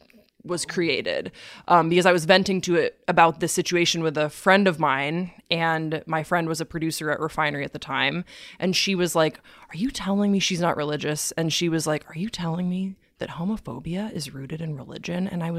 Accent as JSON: {"language": "English", "town": "Waterloo", "region": "Walloon Region", "country": "Belgium", "tie": "born or raised there", "said": "I grew up in Waterloo, Belgium. So I grew up overseas"}